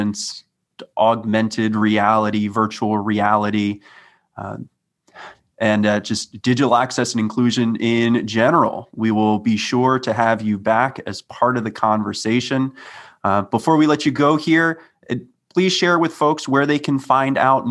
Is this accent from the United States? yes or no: yes; Maryland, United States; growing up in Maryland, I received my assistive technology from DOORS